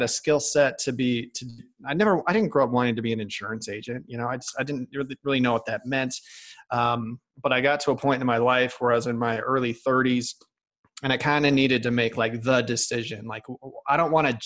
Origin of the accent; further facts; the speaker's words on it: Chicago, Illinois, United States; moved away as an adult; also born or lived in Michigan / New York; I'm originally from Chicago, Illinois